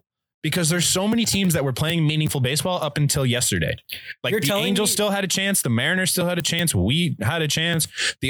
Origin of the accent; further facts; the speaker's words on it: Canada; we're Canadian.